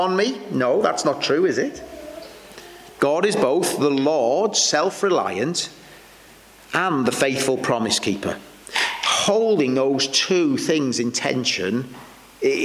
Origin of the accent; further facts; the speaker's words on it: Welsh, Wales, United Kingdom; I'm Welsh